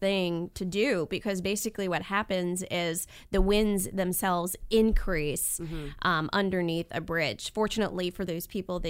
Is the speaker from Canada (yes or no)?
no; Northeast, United States; moved away; I grew up in the Northeast and experienced nor'easters